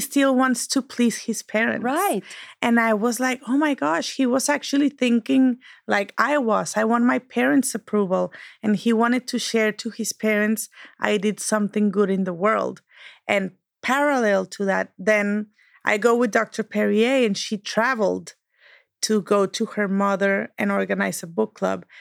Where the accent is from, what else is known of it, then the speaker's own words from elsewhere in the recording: Monterrey, Nuevo León, Mexico; moved away as an adult; now in United States; we share a common background. We're from Monterrey. Life put us in the US for uh, different reasons